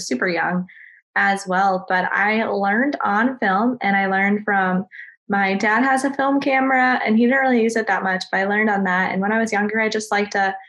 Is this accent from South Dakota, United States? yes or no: yes; South Dakota, United States; moved away as an adult; also born or lived in Mankato, Minnesota; now in Raleigh, United States; I'm originally from South Dakota. And then I went to college in Mankato, and now I live, which is in Minnesota. And then now I live in Raleigh, North Carolina.